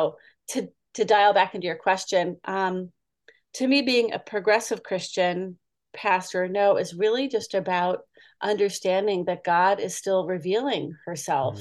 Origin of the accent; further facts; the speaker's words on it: Boston, Massachusetts, United States; moved away as an adult; now in California, United States; I grew up in Boston and my previous church was in Metro Boston